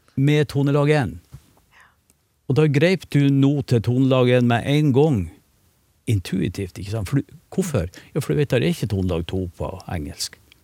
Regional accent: Northern Norway, Norway; Nå er jeg nordlending

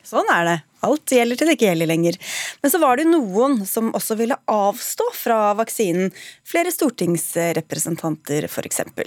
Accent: Norway; vi er jo nordmenn

